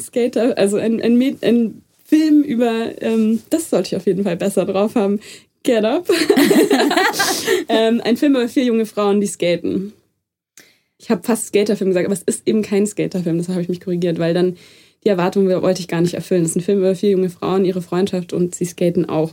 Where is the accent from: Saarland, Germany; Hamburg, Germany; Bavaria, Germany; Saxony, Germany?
Bavaria, Germany; Munich; ich bin in München aufgewachsen